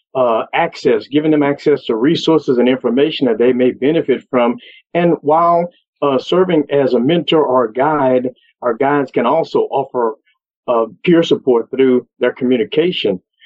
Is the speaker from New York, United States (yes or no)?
no; Beaumont, Texas, United States; I'm from Beaumont, Texas